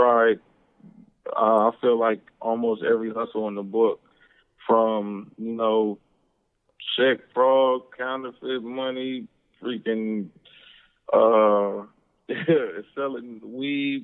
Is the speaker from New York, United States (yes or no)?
no; Compton, California, United States; also born or lived in Cudahy, California; now in Houston, United States; Born and raised in L.A.